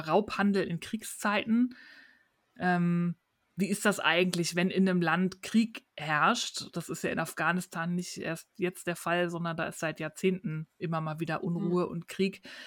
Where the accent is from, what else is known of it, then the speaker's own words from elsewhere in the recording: Germany; bei uns in Deutschland